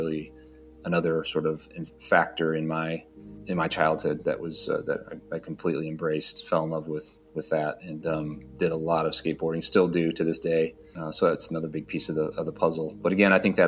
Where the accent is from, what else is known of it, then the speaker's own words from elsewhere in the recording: Dearborn, Michigan, United States; also born or lived in Detroit, Michigan; I was born and raised in Detroit, Michigan, and actually born in Dearborn